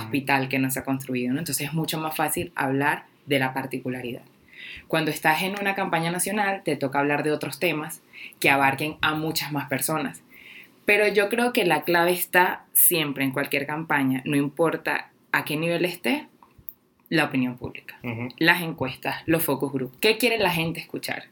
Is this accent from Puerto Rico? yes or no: no; Guatire, Miranda, Venezuela; moved away as an adult; now in Mexico; mi pueblo, Guatire, que es donde soy